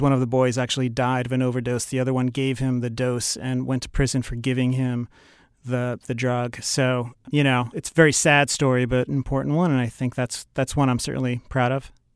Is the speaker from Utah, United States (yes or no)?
no; New York City, New York, United States; growing up in Queens